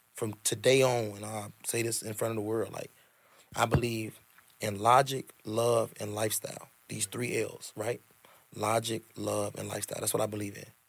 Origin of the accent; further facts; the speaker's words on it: Chicago, Illinois, United States; the South Side. I'm from the South Side. My mama grew up on the East Side of Chicago. I'm an East Side baby for real and I'm a Southside baby for real.